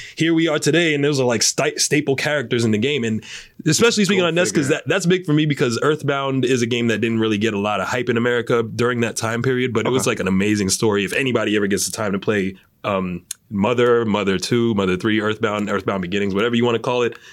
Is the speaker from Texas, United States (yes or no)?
no; New York, United States; i'm from new york